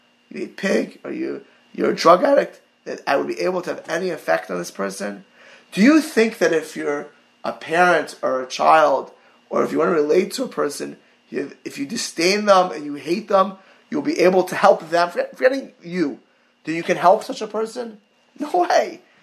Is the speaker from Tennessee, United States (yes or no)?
no; Miami Beach, Florida, United States; I grew up in Maya Beach, in Mid Beach